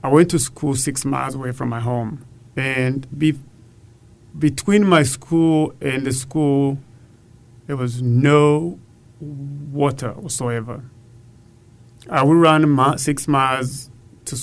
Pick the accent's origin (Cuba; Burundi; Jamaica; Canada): Burundi; moved away as an adult; now in Austin, United States; Growing up in Burundi, I used to fetch water before and after school